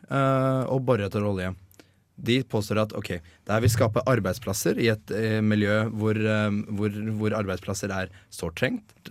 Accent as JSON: {"language": "Norwegian", "town": "Bærum", "region": "Akershus", "country": "Norway", "tie": "born or raised there", "said": "Jeg er oppvokst i Bærum."}